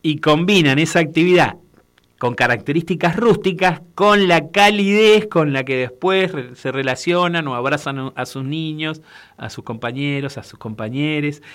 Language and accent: Spanish; Uruguay; yo soy de Uruguay